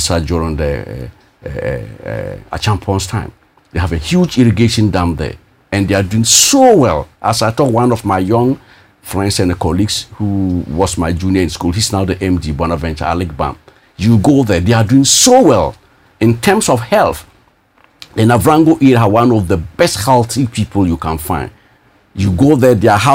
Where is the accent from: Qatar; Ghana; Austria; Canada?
Ghana; Bolgatanga, Upper East; also born or lived in Russia; I'm just from Bolga